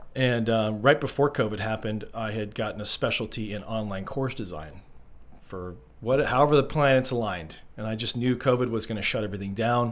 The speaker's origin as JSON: {"language": "English", "region": "Arizona", "country": "United States", "moved": "as an adult", "said": "I'm from Arizona originally. I am a Arizona transplant"}